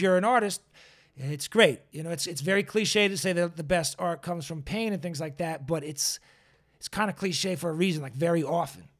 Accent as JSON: {"language": "English", "town": "Boston", "region": "Massachusetts", "country": "United States", "moved": "yes", "lives_now": "Los Angeles, United States", "said": "I'm a transplant from Boston"}